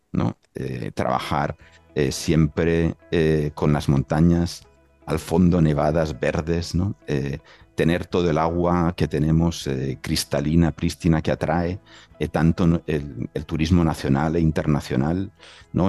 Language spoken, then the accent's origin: Spanish; Catalonia, Spain; now in Aysén, Chile; uno se siente un catalán en el casi al final del mundo